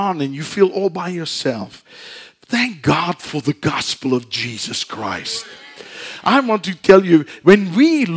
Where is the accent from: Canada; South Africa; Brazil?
South Africa; moved away; we're from South Africa